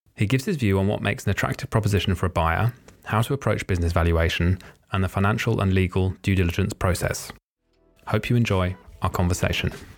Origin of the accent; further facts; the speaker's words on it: Norwich, East of England, United Kingdom; my hometown of Norwich